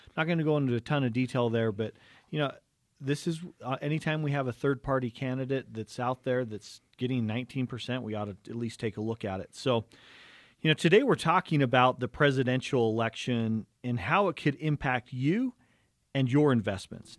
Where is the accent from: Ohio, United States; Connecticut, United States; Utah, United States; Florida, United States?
Utah, United States; Cottonwood Heights; we grew up in Cottonwood Heights, uh, Canyon View Elementary